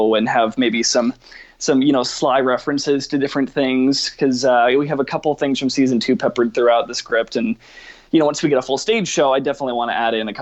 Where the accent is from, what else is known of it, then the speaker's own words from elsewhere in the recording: Atlanta, Georgia, United States; Atlanta's my hometown too